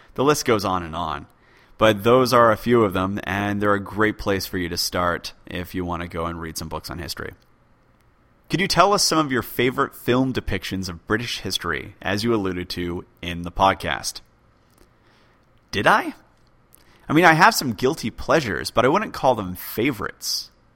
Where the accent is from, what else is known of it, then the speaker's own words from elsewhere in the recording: United States; also born or lived in United Kingdom; I'm from the U K, though functionally I'm American since I went through American schools.